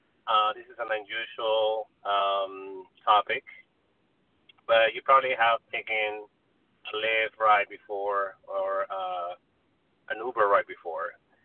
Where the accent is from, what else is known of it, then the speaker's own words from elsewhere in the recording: California, United States; now in Hawthorne, United States; I'm from the Valley, so just to get out of the Valley for me is an event.